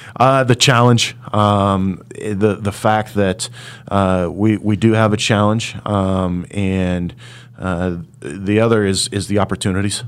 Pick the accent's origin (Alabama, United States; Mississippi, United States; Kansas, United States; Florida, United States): Kansas, United States; Hutchinson; my hometown of Hutchinson